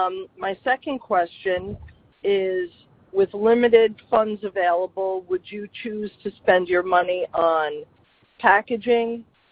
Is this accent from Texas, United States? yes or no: no; New York, United States; now in Williamsburg, United States; I'm calling from Williamsburg, Virginia. I am a New Yorker, though. I'm sure you could tell that I'm not Southern.